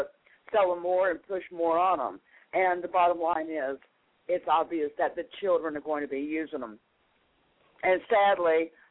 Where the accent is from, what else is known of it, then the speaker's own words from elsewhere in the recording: North Carolina, United States; when I was growing up in North Carolina, we would drive across the state line